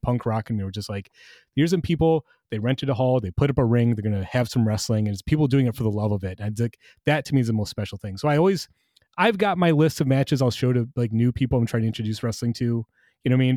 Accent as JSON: {"language": "English", "region": "Michigan", "country": "United States", "tie": "born or raised there", "said": "growing up in Michigan"}